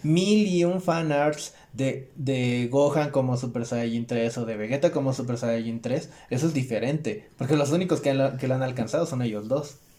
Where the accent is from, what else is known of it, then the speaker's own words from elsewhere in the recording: Chilpancingo, Guerrero, Mexico; also born or lived in Acapulco; now in Mexico City, Mexico; yo soy de Chilpancingo. Nada más estoy aquí entre semana